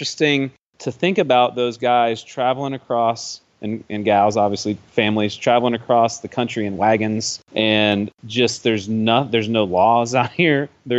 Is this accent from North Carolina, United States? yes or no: no; Ohio, United States; I grew up in Ohio